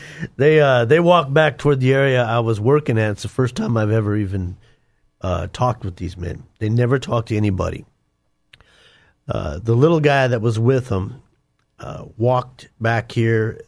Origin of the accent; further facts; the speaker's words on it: Denver, Colorado, United States; I grew up in Denver. uh, inner city Denver